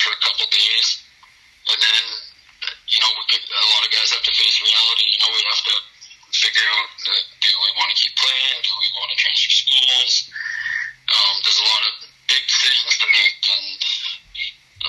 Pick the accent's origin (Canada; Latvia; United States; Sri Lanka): Canada; Medicine Hat, Alberta; moved away as an adult; also born or lived in Lethbridge; I'm from Medicine Hat